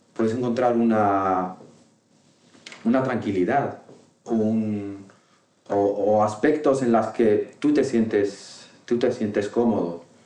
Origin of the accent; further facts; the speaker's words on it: Tangier, Tanger-Tetouan-Al Hoceima, Morocco; first language Moroccan Arabic; Spanish is a second language; moved away as an adult; now in Madrid, Spain; nací en Tánger hace 37 años ya y, soy marroquí